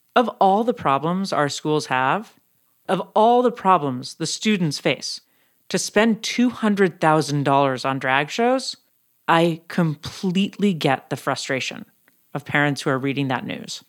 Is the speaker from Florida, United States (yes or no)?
no; San Francisco, California, United States; now in Los Angeles, United States; my hometown, San Francisco